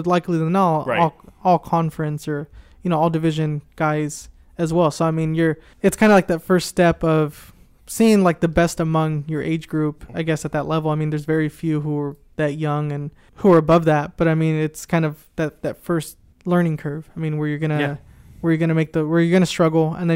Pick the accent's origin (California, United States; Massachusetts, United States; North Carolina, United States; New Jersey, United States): California, United States; Anaheim; growing up in Anaheim and Orange County